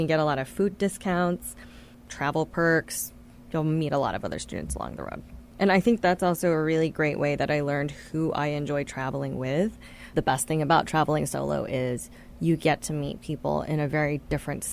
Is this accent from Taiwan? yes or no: yes; Taiwan; now in United States; I spent 9 years growing up in Taiwan during very formative times